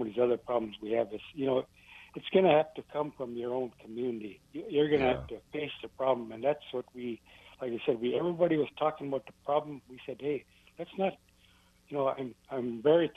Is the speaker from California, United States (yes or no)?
no; Bristol Bay, Alaska, United States; I'm from Bristol Bay